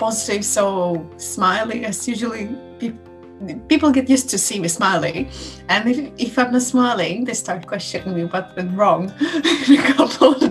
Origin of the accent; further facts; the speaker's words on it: Tallinn, Harju County, Estonia; I'm from Tallinn.